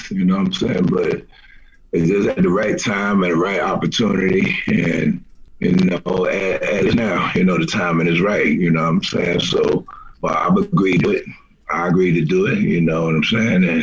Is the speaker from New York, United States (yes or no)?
yes; New York, United States; I'm from New York.